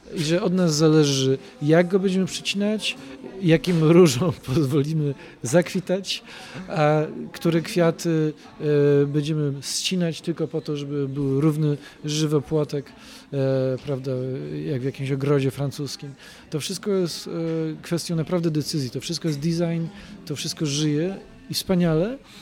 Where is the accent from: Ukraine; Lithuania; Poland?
Poland; Poznań, Greater Poland; jest to taka moja mała ojczyzna